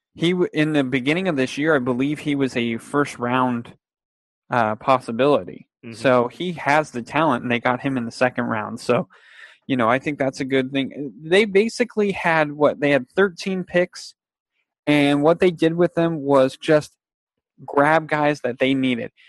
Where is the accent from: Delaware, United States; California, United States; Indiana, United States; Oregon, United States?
California, United States; Fresno; we're from Fresno